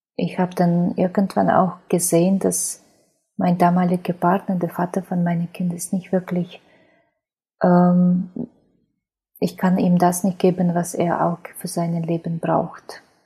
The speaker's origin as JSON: {"language": "German", "country": "Ukraine", "tie": "born or raised there", "second_language": "German", "moved": "as an adult", "lives_now": "Germany", "said": "Ich bin in Ukraine geboren, bin jetzt ähm, 41 Jahre alt"}